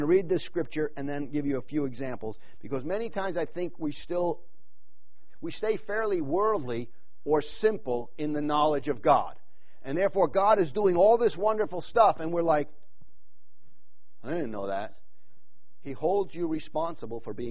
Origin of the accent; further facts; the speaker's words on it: New York, United States; now in Wickenburg, United States; I grew up in New York